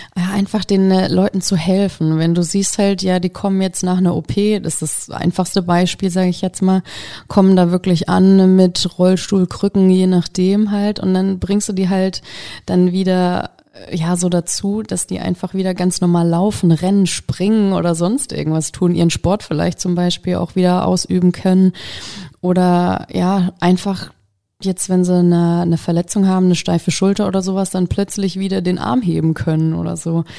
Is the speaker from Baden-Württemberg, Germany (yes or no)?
no; Kiss, Bavaria, Germany; moved away as an adult; also born or lived in Würzburg; now in Hesse, Germany; ich komme ursprünglich aus Kiss, so eine Gemeinde vor Würzburg